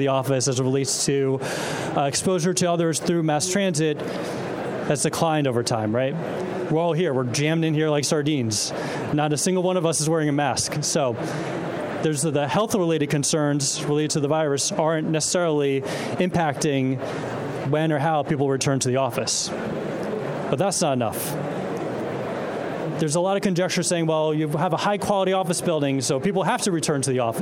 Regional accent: New York City, New York, United States; I'm a New Yorker

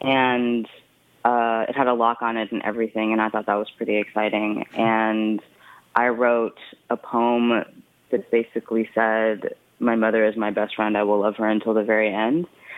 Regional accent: Brooklyn, New York, United States; born there; I was born in Brooklyn, and it's my birth month, so I really like to be in Brooklyn during my birthday.

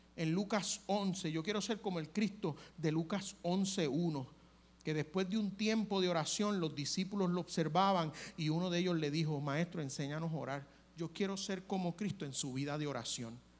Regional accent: Puerto Rico; como buen puertorriqueño

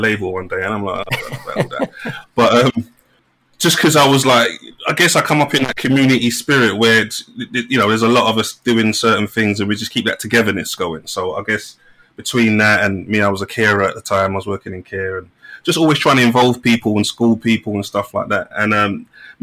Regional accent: London, United Kingdom; I'm from Hackney originally, from like North One near Dalston and Kingsland Road

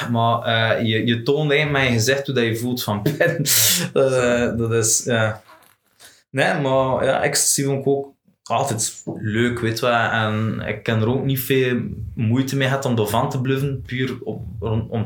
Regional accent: West Flanders, Belgium; Als West-Vlaming

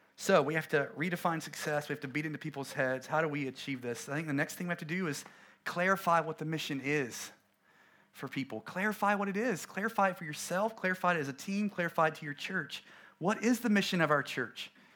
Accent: coastal North Carolina, United States; we planted a church in my hometown in a little town off, um, off the coast of North Carolina

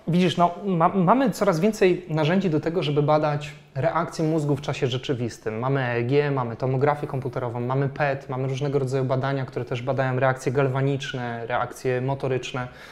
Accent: Poland

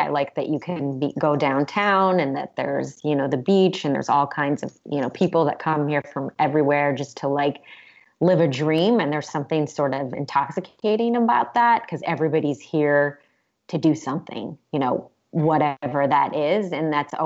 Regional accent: Cleveland, Ohio, United States; moved away as an adult; also born or lived in Maine / Massachusetts; now in Los Angeles, United States; I am from Cleveland, Ohio

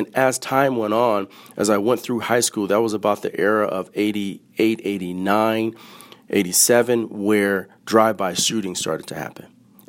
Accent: San Francisco, California, United States; I grew up born and raised in San Francisco, in the city of San Francisco.

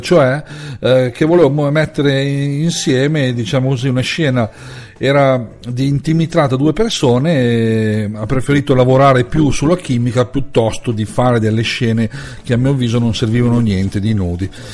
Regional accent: Lombardy, Italy; in Lombardia, la mia terra

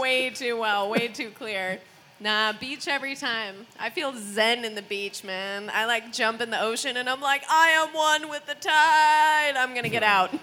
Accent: United States; now in Sweden; I'm American.

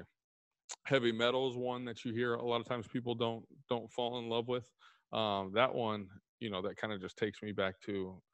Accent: Texas, United States; I'm from Texas, so grew up with a lot of country around me.

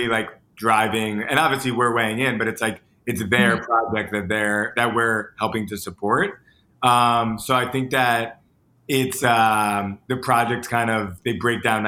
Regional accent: Boca Raton, Florida, United States; moved away as an adult; now in New York, United States; I'm from Boca Raton, Florida

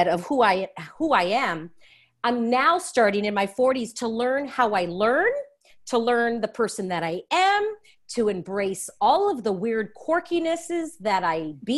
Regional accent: Los Angeles, California, United States; I am born and raised in Los Angeles, California. I'm a total Latin LA girl

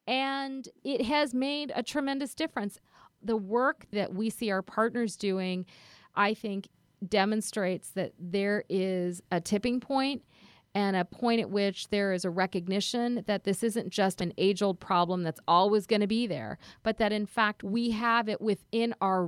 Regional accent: Karachi, Sindh, Pakistan; born there; I was born in Karachi, Pakistan, and I think that the experiences of being an immigrant in this country, I think the experiences of going back to Pakistan and meeting cousins who were less fortunate

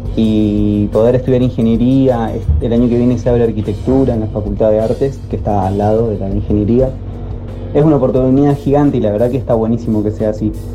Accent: Misiones, Argentina; also born or lived in Oberá; yo soy de Misiones, estudio en la Universidad de Misiones

